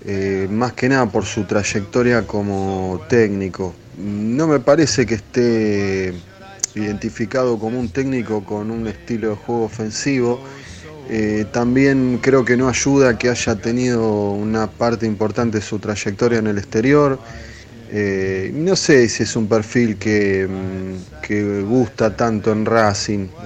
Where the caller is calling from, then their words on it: Padua, Buenos Aires Province, Argentina; Soy Pablo de Padua.